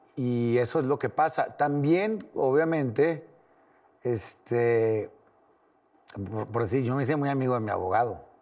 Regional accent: Torreón, Coahuila, Mexico; now in Mexico City, Mexico; tengo muchos amigos de donde soy, de Torreón

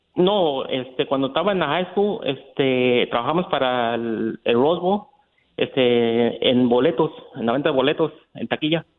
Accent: Michoacán, Mexico; now in United States; yo nací en Michoacán y nos vinimos para Estados Unidos en el año del 88 con mi mamá y mi hermano

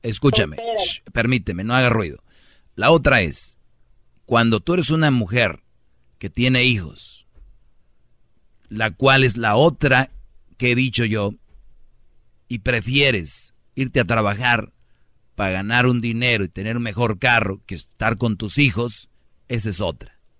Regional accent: Monterrey, Nuevo León, Mexico; como buen regio

